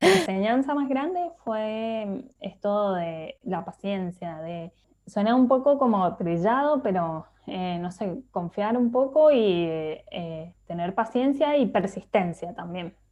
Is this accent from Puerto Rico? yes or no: no; Mendoza, Argentina; moved away as an adult; now in Barcelona, Spain; me crié en Mendoza